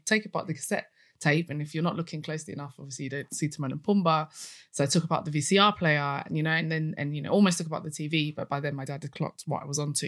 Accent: United Kingdom; I'm British

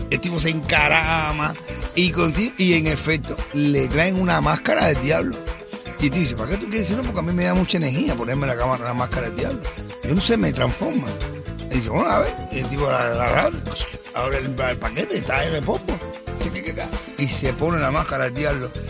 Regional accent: Cuba; Soy cubana.

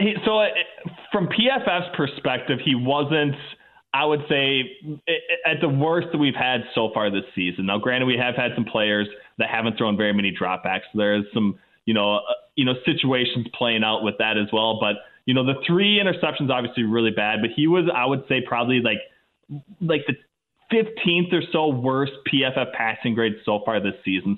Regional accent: Minnesota, United States; as a young kid growing up in Minnesota

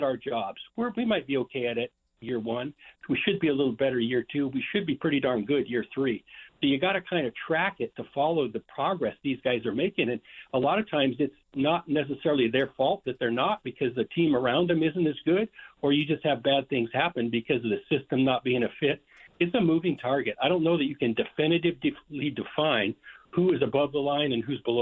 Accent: Idaho, United States; moved away; also born or lived in Washington / Oregon; I'm born and raised in Idaho and lived in Washington, Oregon

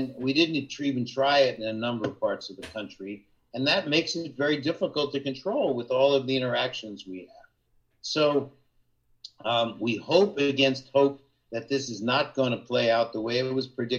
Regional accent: Jersey Shore, New Jersey, United States; moved away; where I grew up on the Jersey Shore

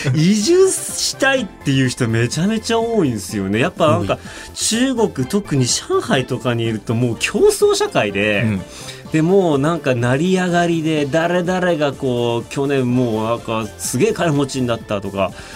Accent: Otaru, Hokkaido, Japan; 出身の北海道の小樽市なんてねあのもう日本海です

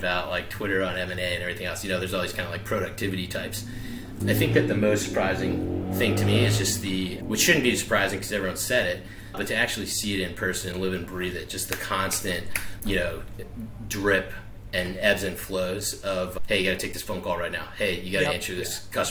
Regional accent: South Shore of Boston, Massachusetts, United States; now in Greeneville, Tennessee, United States; I'm originally from the South Shore of Boston. So I am definitely a Yankee

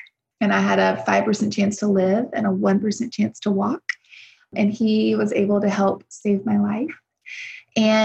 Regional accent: South Louisiana, United States; moved away as an adult; also born or lived in Nashville; I grew up in South Louisiana on a farm

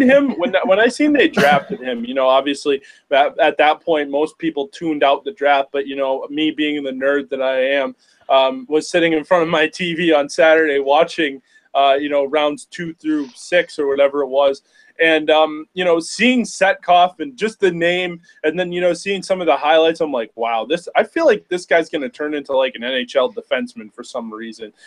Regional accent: Massachusetts, United States; I'm from Massachusetts

